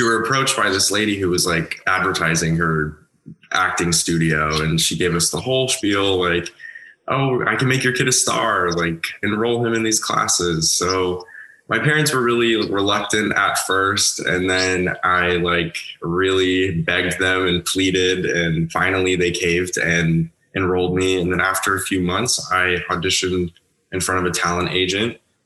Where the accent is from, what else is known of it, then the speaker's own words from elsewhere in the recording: Southern California, United States; I grew up in Southern California. I was born and raised here.